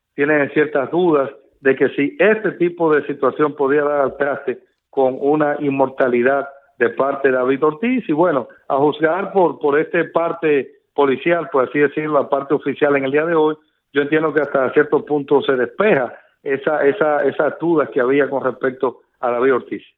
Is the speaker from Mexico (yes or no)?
no; Dominican Republic; como periodista, como dominicano